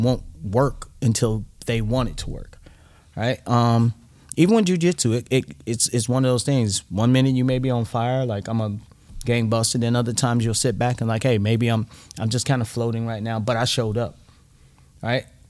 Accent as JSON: {"language": "English", "country": "United States", "said": "being an American"}